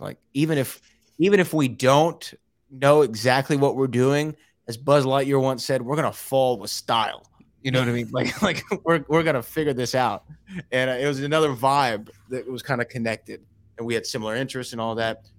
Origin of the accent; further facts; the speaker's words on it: Houston, Texas, United States; it's in my hometown, that the Houston live event